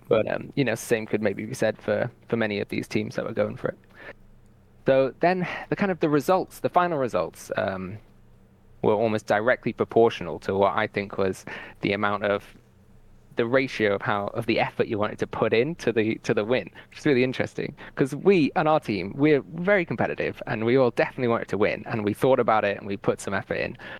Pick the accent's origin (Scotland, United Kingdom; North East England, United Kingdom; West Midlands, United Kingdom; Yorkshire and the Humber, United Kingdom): North East England, United Kingdom; Newcastle upon Tyne; I come from Newcastle